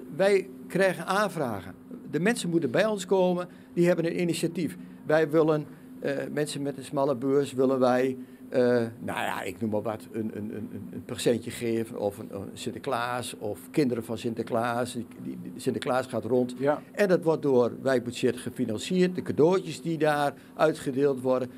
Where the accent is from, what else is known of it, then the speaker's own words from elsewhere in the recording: Twente, Overijssel, Netherlands; als Twentenaar